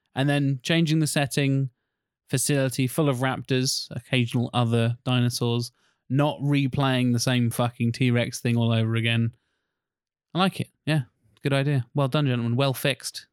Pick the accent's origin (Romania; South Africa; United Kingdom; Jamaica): United Kingdom; we're British